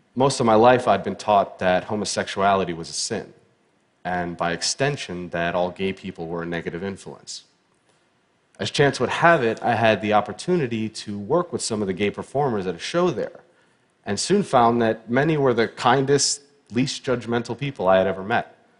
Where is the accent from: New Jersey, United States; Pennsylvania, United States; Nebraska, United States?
Pennsylvania, United States; Pittsburgh; I was born in Pittsburgh, Pennsylvania in 1983